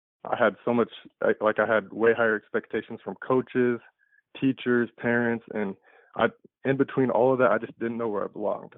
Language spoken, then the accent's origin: English; Des Moines, Iowa, United States; I was born and raised in Des Moines, Iowa